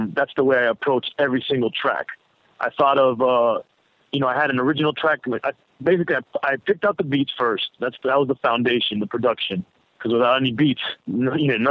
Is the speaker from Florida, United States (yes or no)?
yes; Miami, Florida, United States; I was from Miami